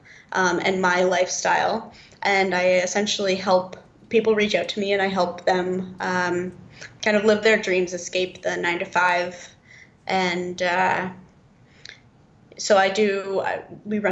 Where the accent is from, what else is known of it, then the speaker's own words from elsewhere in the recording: Toronto, Ontario, Canada; moved away as an adult; I grew up in Toronto